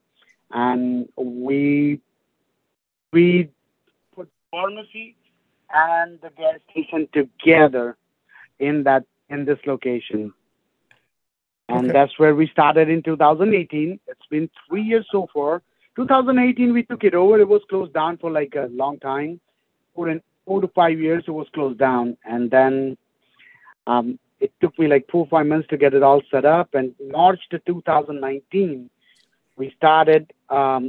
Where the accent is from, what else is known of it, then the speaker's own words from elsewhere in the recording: Gainesville, Florida, United States; now in Bartow, United States; That's where I'm from